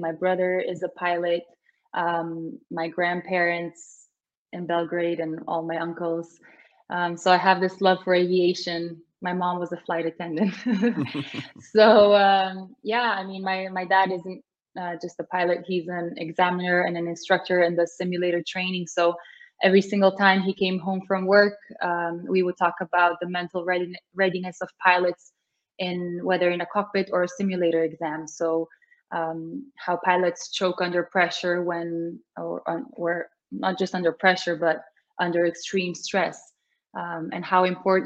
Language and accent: English; Bled, Slovenia; I'm in Slovenia. My hometown is Bled, Lake Bled